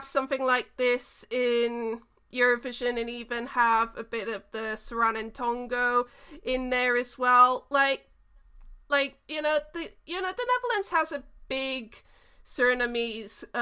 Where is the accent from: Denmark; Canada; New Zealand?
New Zealand; I was born in New Zealand, half of my dad's side of the family is from New Zealand